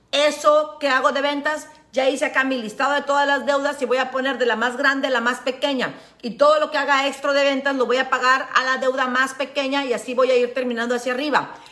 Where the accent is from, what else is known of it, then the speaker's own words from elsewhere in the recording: Veracruz, Mexico; soy de Veracruz y me sale lo pinche.